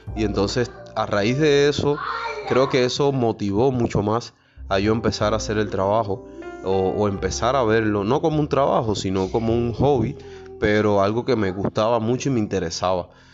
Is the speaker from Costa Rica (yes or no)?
no; Guantánamo, Cuba; moved away; also born or lived in Havana; desde los 13 años escribía mis primeras composiciones allá en mi tierra natal, Guantánamo